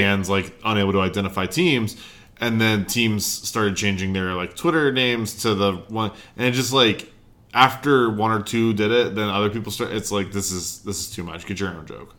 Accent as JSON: {"language": "English", "region": "North Carolina", "country": "United States", "tie": "born or raised there", "said": "where I grew up in North Carolina"}